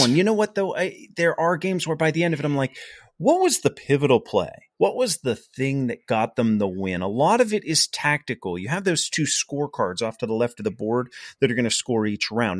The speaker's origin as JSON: {"language": "English", "town": "Pittsburgh", "region": "Pennsylvania", "country": "United States", "said": "we're from the Pittsburgh area"}